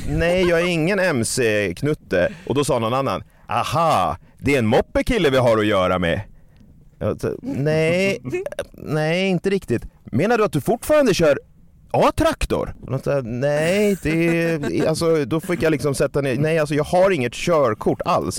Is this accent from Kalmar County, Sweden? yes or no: no; Stockholm, Stockholm County, Sweden; min hemstad